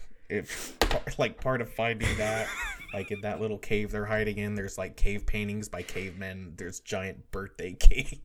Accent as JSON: {"language": "English", "country": "United States", "said": "we're American"}